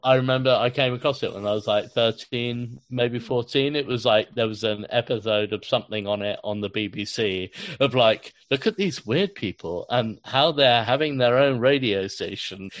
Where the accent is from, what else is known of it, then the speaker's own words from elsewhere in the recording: London, United Kingdom; growing up in London